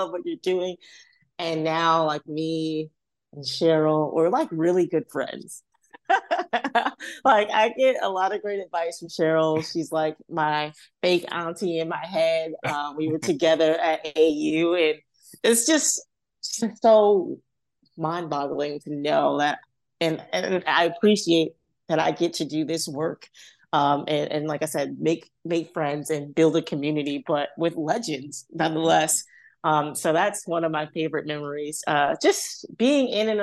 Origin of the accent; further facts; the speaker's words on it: New York City, New York, United States; I grew up in Harlem, which is like the mecca of basketball here in New York